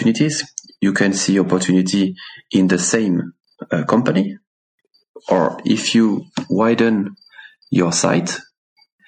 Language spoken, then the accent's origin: English; France; English is a second language; moved away as an adult; also born or lived in Paris / Laos; now in Switzerland; my wife and I grew up in the countryside in France.